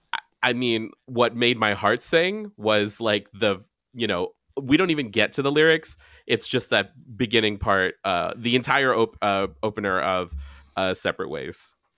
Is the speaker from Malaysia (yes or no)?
no; Guam; moved away; also born or lived in San Diego; I'm from Guam